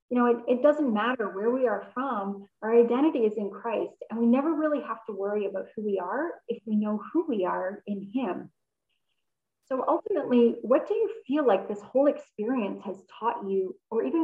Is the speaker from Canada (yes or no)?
yes; Canada; accent: North American; also born or lived in Germany; being born in Germany and then having grown up here in Canada you know, I kind of felt like I was German. But then in my early 20s, I moved back to Germany.